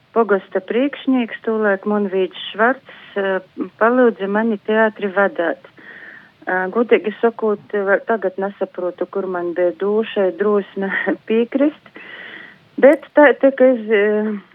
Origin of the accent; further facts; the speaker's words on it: Latgale, Latvia; Mēs kā eistaņu latgalīši turamies kā zoģa zūbi